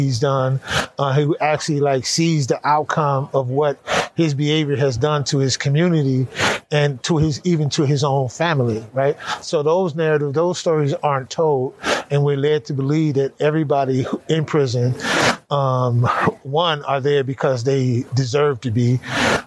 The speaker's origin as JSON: {"language": "English", "region": "California", "country": "United States", "tie": "born or raised there", "said": "I grew up in California, gangbanging in that whole world"}